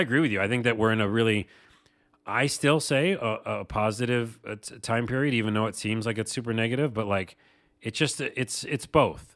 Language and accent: English; Syracuse, New York, United States; from my hometown of Syracuse, New York.